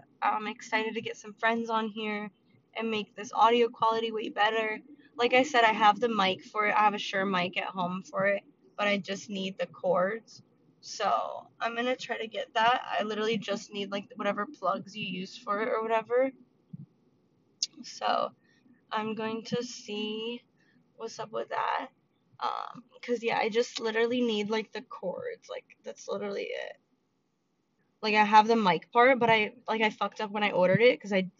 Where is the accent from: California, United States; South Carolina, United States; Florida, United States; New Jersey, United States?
California, United States; also born or lived in Georgia / Tennessee / Pennsylvania; Like, I was born in California and I lived here till I was 2. And then I went to Georgia for 4 years. And then I went to Tennessee for 2 and Pennsylvania for 1 and then back out to Cali.